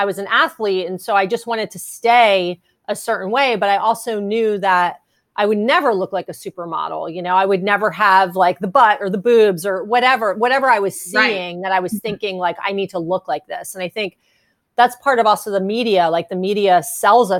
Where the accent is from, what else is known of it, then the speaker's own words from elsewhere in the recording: New Jersey, United States; moved away as an adult; also born or lived in California; I grew up in New Jersey. And when I moved to California in the 90s